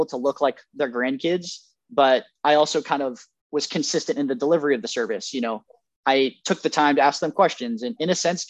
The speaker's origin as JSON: {"language": "English", "town": "Roseville", "region": "California", "country": "United States", "tie": "born or raised there", "said": "I grew up in Roseville"}